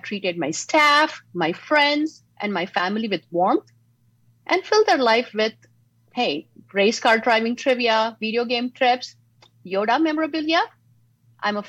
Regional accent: Mumbai, Maharashtra, India; now in San Diego, United States; Growing up in Mumbai, my family was full of public servants, teachers, police officers, and even supporters of the freedom fighters along with Gandhi

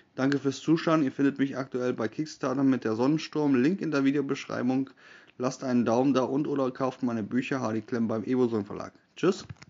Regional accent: Germany; Als Deutscher

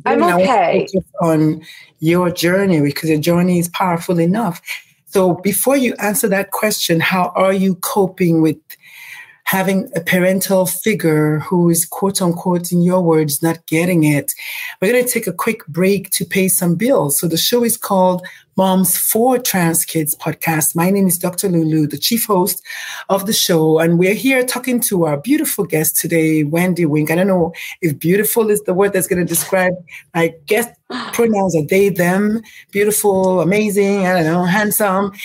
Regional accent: Nigeria; moved away; I'm Nigerian.

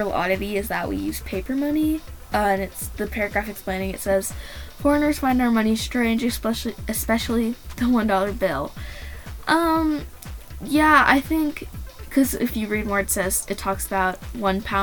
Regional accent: United States; Growing up in America

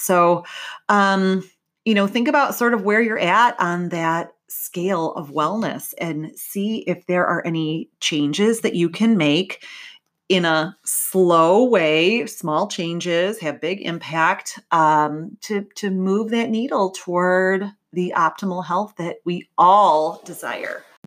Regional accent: Midwest, United States; I'm from the Midwest, we say pop, maybe soda

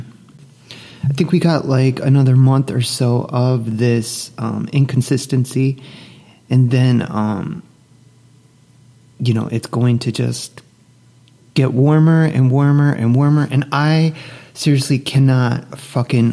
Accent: Northeast, United States; moved away as an adult; also born or lived in Dallas-Fort Worth, Texas; now in Dallas, United States; growing up in the Northeast

